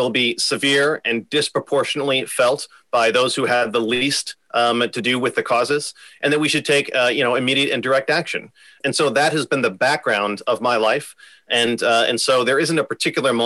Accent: Omaha, Nebraska, United States; also born or lived in Houston, Texas; I am from Omaha originally. I went to Westside High School

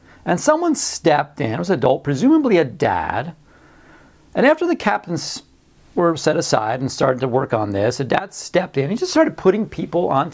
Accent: Beach Haven, New Jersey, United States; our schoolyard, where I grew up in Beach Haven, New Jersey

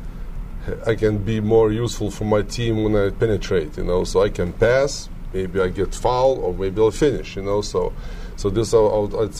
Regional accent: Lithuania; English is a second language; moved away as an adult; I'm from Lithuania. Later on, you know, I said I'm Lithuanian.

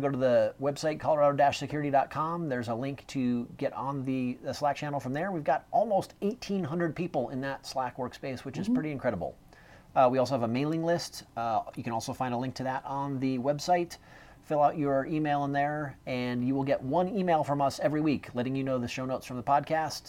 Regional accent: Ohio, United States; I am from Ohio

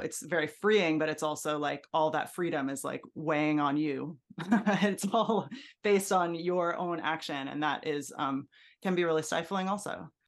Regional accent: Hudson Valley, New York, United States; also born or lived in Brooklyn, New York; we moved to the Hudson Valley

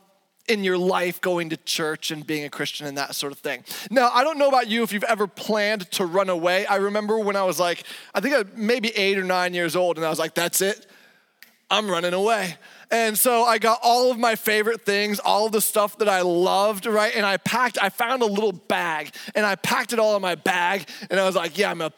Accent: Indianapolis, Indiana, United States; moved away as an adult; also born or lived in Colorado / Pittsburgh / Chicago area; now in Surrey, United Kingdom; born and raised in a city called Indianapolis, south a little bit east of Chicago

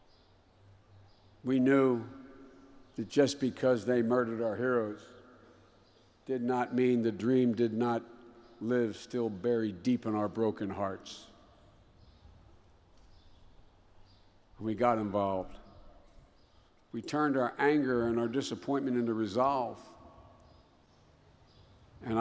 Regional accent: Wilmington, Delaware, United States; my hometown of Wilmington, Delaware

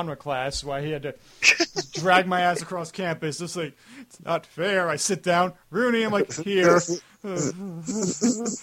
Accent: United States; I am American

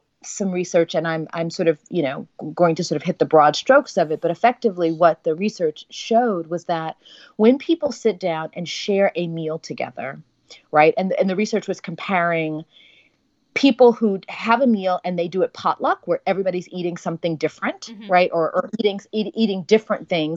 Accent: Texas, United States; moved away; our identity, you know, as a Texan

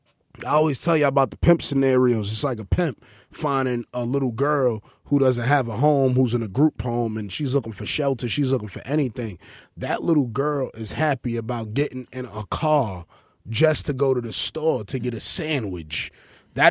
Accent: Honduras; You know, Honduras. Yeah. I'm from Honduras. I identify as black

